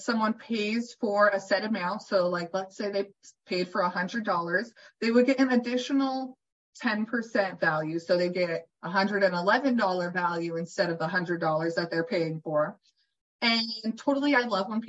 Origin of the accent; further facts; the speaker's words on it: California, United States; I'm from California